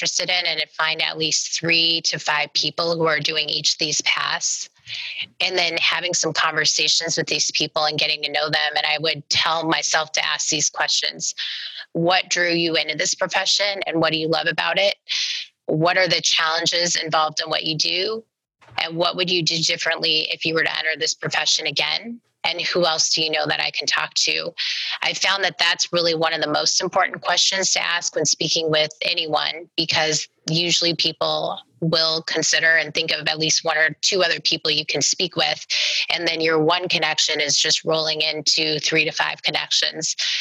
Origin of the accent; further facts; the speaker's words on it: Omaha, Nebraska, United States; I'm from Omaha